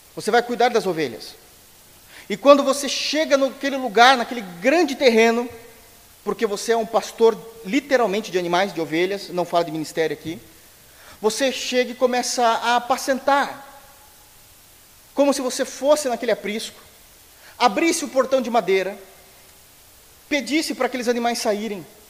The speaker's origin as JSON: {"language": "Portuguese", "country": "Brazil"}